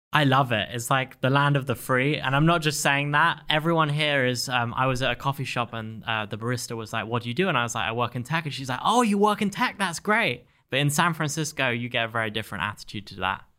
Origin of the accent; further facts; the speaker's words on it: England, United Kingdom; moved away as an adult; also born or lived in Stanford, California; now in Miami, United States; I was a high school student in England